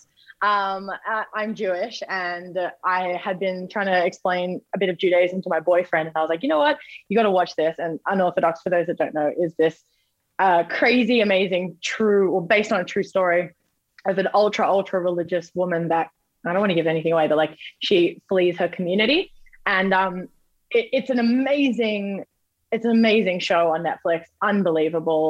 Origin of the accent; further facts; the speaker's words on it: Australia; being Australian